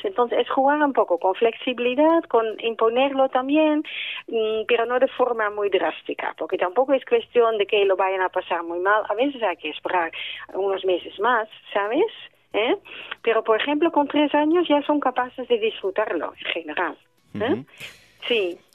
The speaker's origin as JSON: {"language": "Spanish", "country": "Netherlands", "moved": "yes", "lives_now": "Spain", "said": "yo como soy holandesa también en Holanda llevo la misma lucha"}